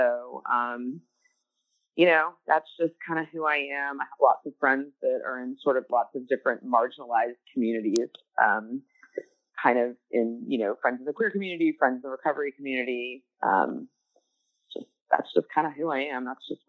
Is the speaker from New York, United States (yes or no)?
no; Atlanta, Georgia, United States; I've always lived in Atlanta all my life. I'm from Atlanta